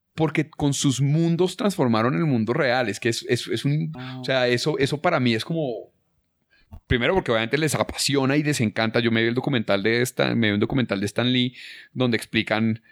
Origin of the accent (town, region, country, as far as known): Colombia